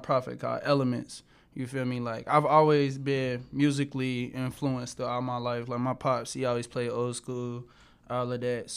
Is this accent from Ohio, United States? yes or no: yes; Cincinnati, Ohio, United States; I'm from Cincinnati. I'm from Ohio. I'm from the west side